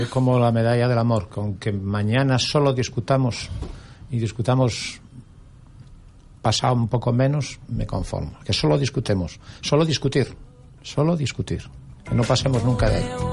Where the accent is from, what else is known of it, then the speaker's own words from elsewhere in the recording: Asturias, Spain; now in Gran Canaria, Spain; yo soy originario de Asturias